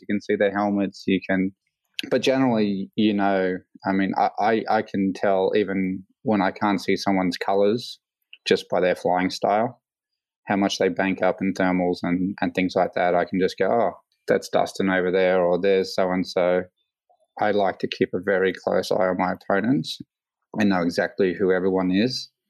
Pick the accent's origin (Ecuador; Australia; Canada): Australia; Queensland; also born or lived in California; I was born here